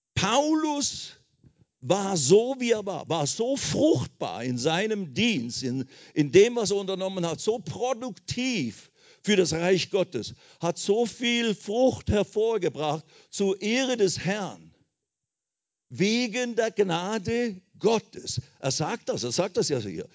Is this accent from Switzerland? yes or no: yes; Switzerland; moved away as an adult; also born or lived in India; ich bin deswegen aus der Schweiz ausgewandert nach Indien